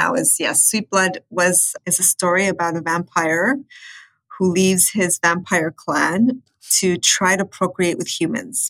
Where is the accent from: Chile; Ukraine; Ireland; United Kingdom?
Chile; also born or lived in United States; now in Canada; I'm from Chile, but I lived extensively in the States and now I live in Canada